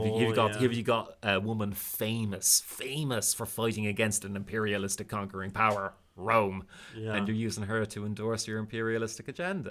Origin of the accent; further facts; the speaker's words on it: Bray, County Wicklow, Ireland; there's the one in my hometown.